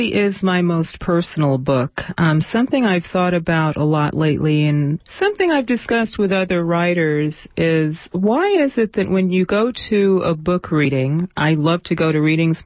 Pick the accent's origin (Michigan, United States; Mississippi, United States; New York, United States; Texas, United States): New York, United States; New York City; I grew up in some housing projects on Manhattan's Lower East Side